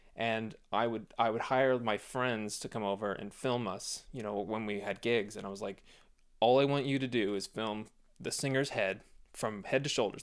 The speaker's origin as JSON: {"language": "English", "town": "Phoenix", "region": "Arizona", "country": "United States", "tie": "born or raised there"}